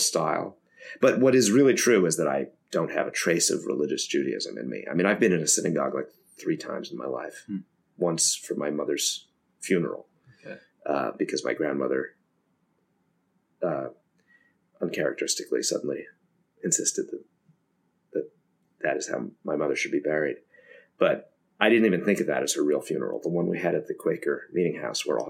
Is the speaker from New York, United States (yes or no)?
yes; New York City, New York, United States; I grew up in New York City